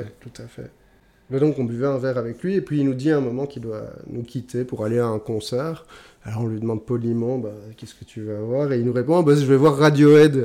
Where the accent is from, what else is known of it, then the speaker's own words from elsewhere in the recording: Belgium; chez nous, en Belgique